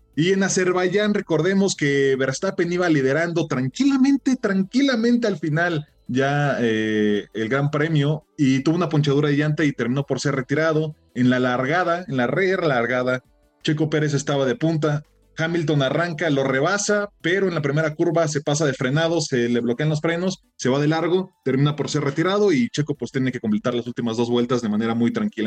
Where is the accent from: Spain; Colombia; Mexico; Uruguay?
Mexico; como mexicanos